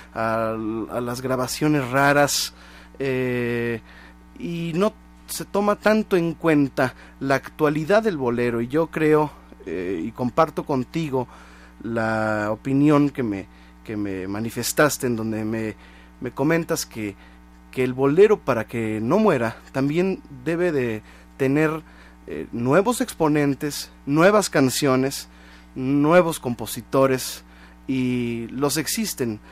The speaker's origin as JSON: {"language": "Spanish", "country": "Mexico", "said": "como mexicanos"}